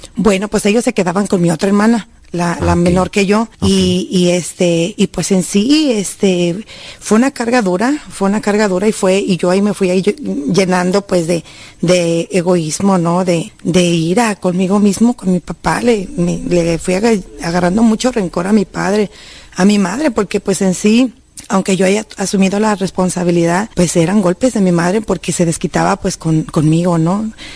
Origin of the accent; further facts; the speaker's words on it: Jalisco, Mexico; moved away; Soy de Jalisco, de Meca, Jalisco